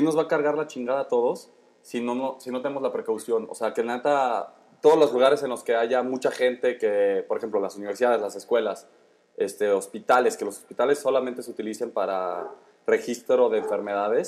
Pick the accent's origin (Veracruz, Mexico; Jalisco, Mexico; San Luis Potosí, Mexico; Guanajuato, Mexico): Guanajuato, Mexico; León; nosotros que somos aquí de León